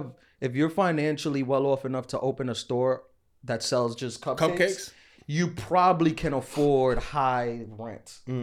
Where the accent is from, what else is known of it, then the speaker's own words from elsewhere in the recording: Queens, New York, United States; I'm from Queens. Queens is not known for being. We're not known for attractive, like people. Like sure, this is New York, so there is that.